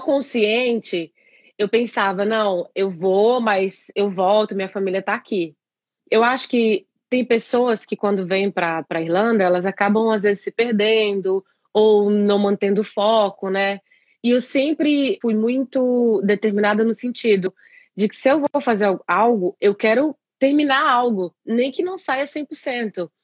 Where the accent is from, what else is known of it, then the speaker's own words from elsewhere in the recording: interior of Pará, Brazil; moved away as an adult; also born or lived in São Paulo, Brazil; now in Ireland; Sou do interior do Pará, no Brasil